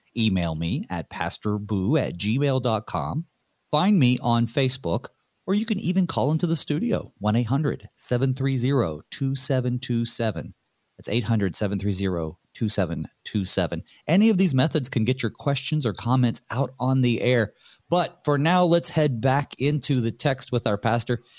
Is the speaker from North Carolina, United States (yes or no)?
yes; North Carolina, United States; growing up in North Carolina